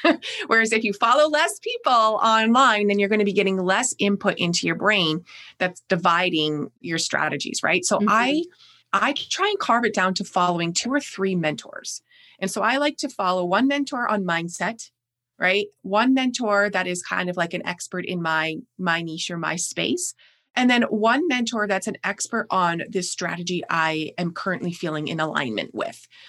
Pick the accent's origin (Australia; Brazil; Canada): Canada; accent: Canadian; also born or lived in Niagara Falls, Ontario; you'll probably hear quickly in my voice, but I am Canadian. And so I live in Niagara Falls, Ontario